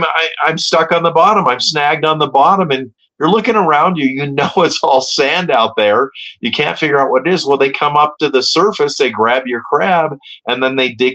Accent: Hermosa Beach, California, United States; I grew up in Hermosa Beach, so my zone was Hermosa, Manhattan, Redondo, Palos Verdes, Torrance

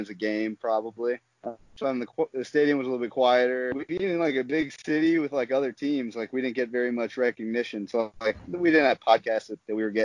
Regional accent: St. Louis, Missouri, United States; I'm from St. Louis

